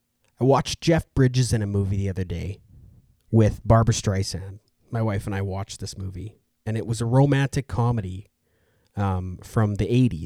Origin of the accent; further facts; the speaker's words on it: Edmonton, Alberta, Canada; I'm from Edmonton, Alberta.